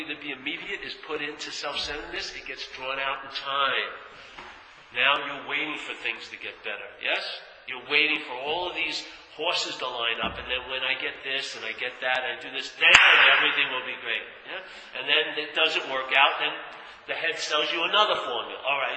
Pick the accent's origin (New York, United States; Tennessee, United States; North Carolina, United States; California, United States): New York, United States; Long Island; I'm from Long Island